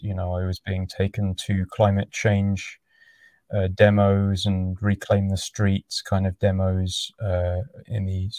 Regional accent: London, United Kingdom; now in Devon, United Kingdom; Right now I'm in Devon, which is in the southwest. I'm from London originally.

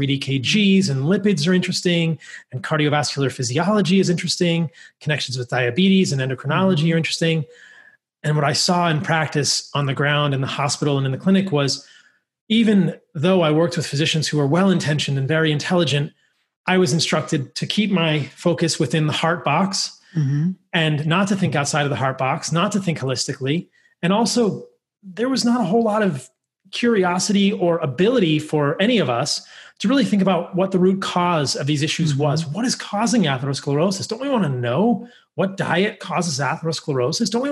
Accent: Northern Virginia, United States; I grew up in Northern Virginia, right where you are, in DC

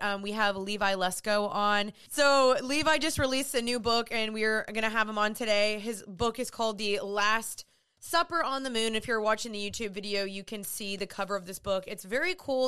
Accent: Dallas, Texas, United States; also born or lived in Los Angeles; I'm from Dallas

